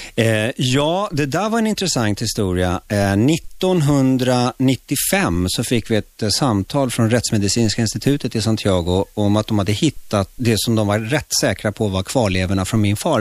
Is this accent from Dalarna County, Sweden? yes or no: no; Stockholm, Stockholm County, Sweden; born or raised there; Swedish is a second language; also born or lived in Chile